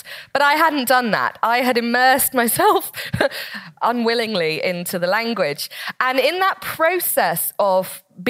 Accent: Slough, South East England, United Kingdom; where I was growing up in Slough at my school

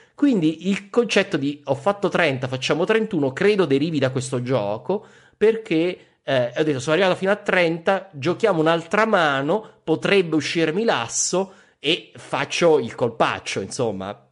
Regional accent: Abruzzo, Italy; io sono abruzzese

